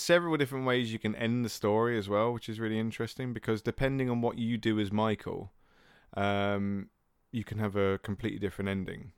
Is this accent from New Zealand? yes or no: no; England, United Kingdom; we're two English guys